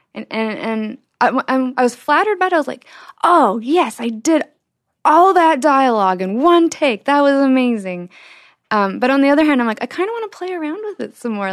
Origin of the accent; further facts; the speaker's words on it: Utah, United States; my background growing up in Utah